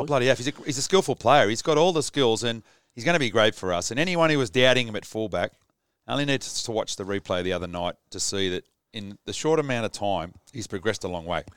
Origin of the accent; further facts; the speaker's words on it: Sydney, New South Wales, Australia; I, grew up in the same street as your dad, Gary